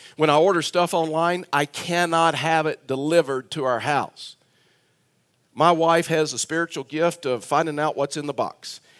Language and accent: English; South Texas, United States; moved away; I was born and raised in South Texas